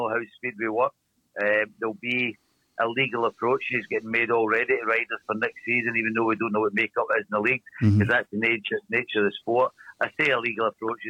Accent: Glasgow, Scotland, United Kingdom; accent: Glaswegian; It's a Glaswegian accent, and a very strong one at that.

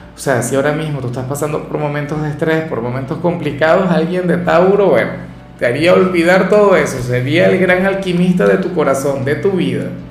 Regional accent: Venezuela; yo no soy profeta en mi tierra

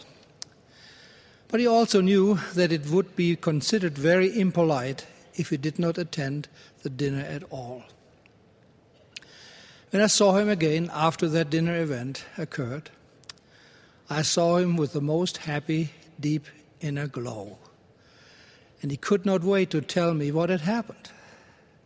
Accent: Germany; moved away; my home country of Germany

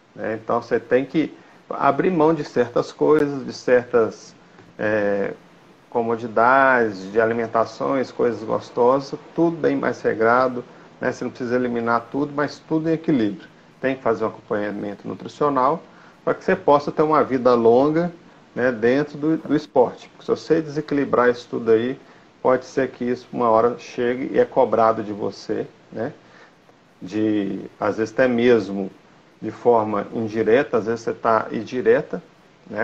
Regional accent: Belo Horizonte, Minas Gerais, Brazil; now in Sete Lagoas, Brazil; eu sou de Belo Horizonte, né? Hoje eu estou morando em Sete Lagoas

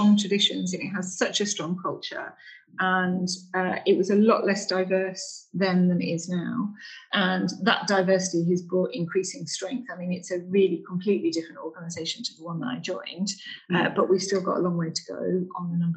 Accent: Cumbria, North West England, United Kingdom; moved away as an adult; now in Singapore; I'm a northerner. I come from Cumbria. What I didn't have in my upbringing was big towns and cities.

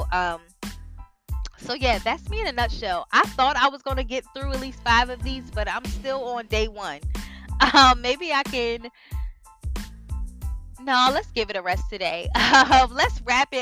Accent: Delaware, United States; moved away as an adult; now in Washington, D.C., United States; we're from Delaware. I currently live in Washington, D.C.

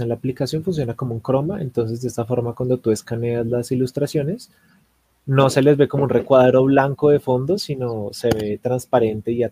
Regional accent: Bogotá, Colombia; Yo soy de Bogotá.

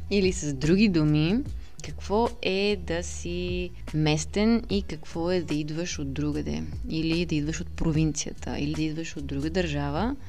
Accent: Sofia, Sofia City, Bulgaria; moved away as an adult; also born or lived in England; now in United Kingdom; израствайки тук в София

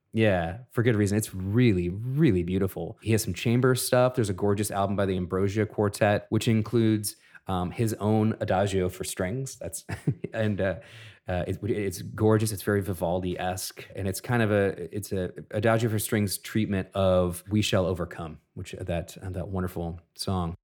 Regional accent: Minneapolis, Minnesota, United States; in my hometown of Minneapolis

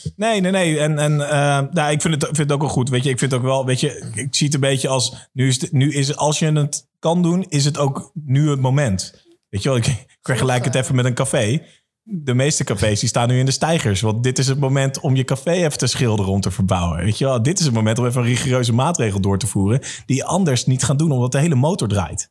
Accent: Amersfoort, Utrecht, Netherlands; voor mij als Amersfoorter

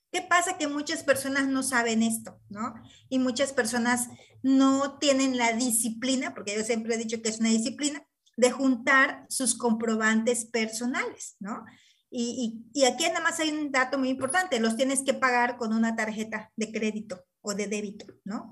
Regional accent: Mexico; nosotros como ciudadanos mexicanos

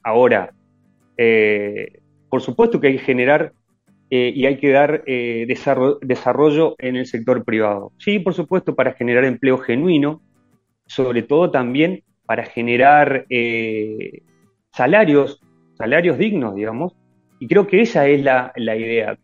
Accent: Argentina; pensamos en Argentina como propio, digamos, como propios argentinos

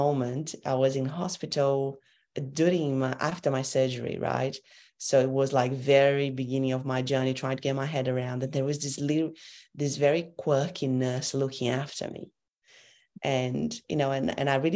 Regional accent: Brazil; also born or lived in Europe; now in Brisbane, Australia; I come from Brazil

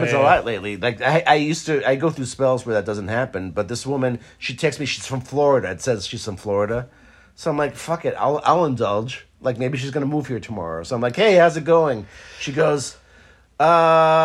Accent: Israel; moved away; I grew up in Israel.

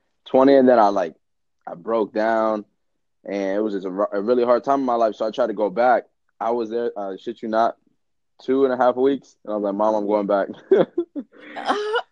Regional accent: Florida, United States; moved away as an adult; also born or lived in Seattle; I moved out when I was 18. I moved from Florida. I'm actually originally from Florida.

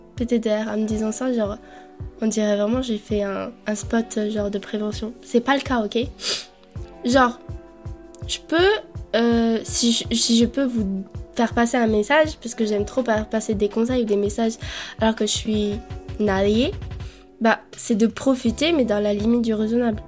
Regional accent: Colombia; je suis née en Colombie

